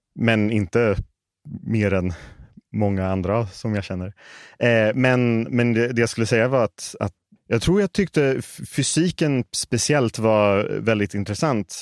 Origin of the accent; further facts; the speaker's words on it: Stockholm, Stockholm County, Sweden; moved away as an adult; now in Las Vegas, United States; jag är uppvuxen här i Stockholm